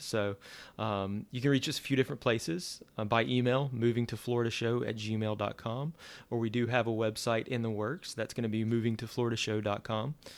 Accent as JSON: {"language": "English", "region": "Louisiana", "country": "United States", "also_born_or_lived": "Central Florida", "moved": "as an adult", "lives_now": "Florida, United States", "said": "I'm originally from Louisiana."}